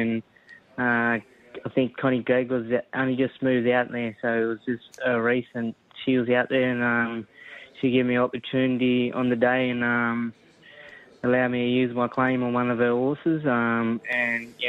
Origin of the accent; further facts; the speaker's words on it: Brewarrina, New South Wales, Australia; also born or lived in Dubbo; I grew up in a little town called Brewarrina, far northwest of New South Wales.